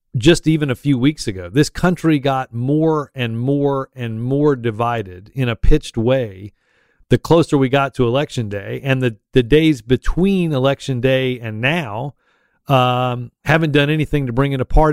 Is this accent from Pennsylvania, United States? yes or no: no; Auburn, Alabama, United States; I'm from Auburn